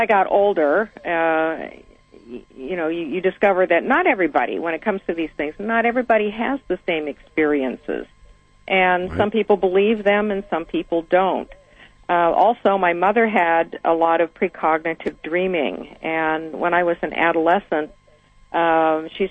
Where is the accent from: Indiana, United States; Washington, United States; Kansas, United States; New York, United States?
Washington, United States; Seattle; I grew up in Seattle, almost as an only child